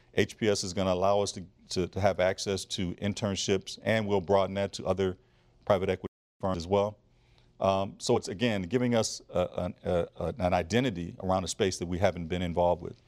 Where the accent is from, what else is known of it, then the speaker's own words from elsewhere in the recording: Flint, Michigan, United States; I grew up in Flint, Michigan